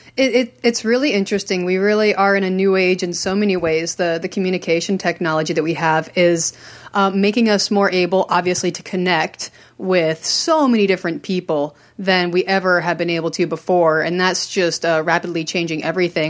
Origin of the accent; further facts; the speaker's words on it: rural Vermont, United States; also born or lived in Maryland; I grew up in Maryland until I was about eight, and then I moved to rural Vermont